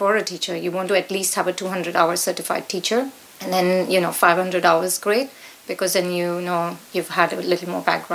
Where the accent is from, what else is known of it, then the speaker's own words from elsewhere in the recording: India; moved away as an adult; also born or lived in America; now in Petersfield, United Kingdom; as you can hear from my accent, I grew up in India